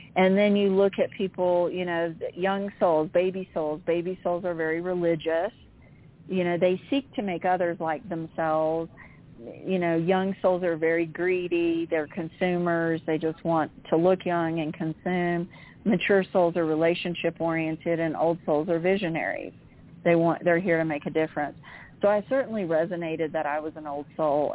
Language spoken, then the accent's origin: English; Central Florida, United States; I lived in Central Florida